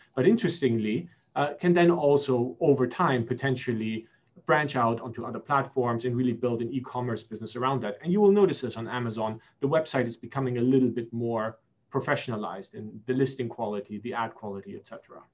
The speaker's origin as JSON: {"language": "English", "country": "Germany", "tie": "born or raised there", "also_born_or_lived": "Singapore / United States", "moved": "yes", "lives_now": "London, United Kingdom", "said": "I'm half German, half Egyptian. I was born in Singapore. My younger brother was born in Belgium. I was raised in Germany, went to university in the US, and live in London."}